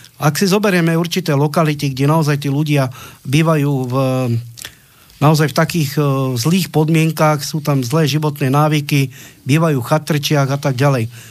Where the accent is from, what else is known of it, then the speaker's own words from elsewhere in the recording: Slovakia; sme Slováci